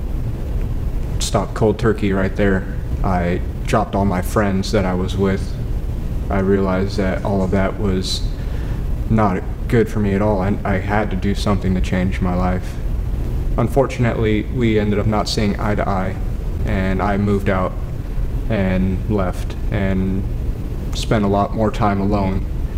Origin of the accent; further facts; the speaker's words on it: Valley Springs, United States; I grew up in Valley Springs.